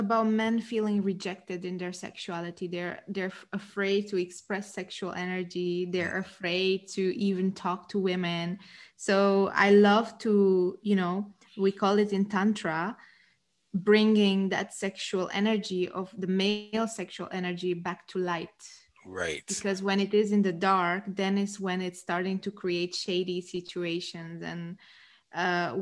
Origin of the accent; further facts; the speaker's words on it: Romania; now in Netherlands; I am based in the Netherlands, but I'm originally from Romania.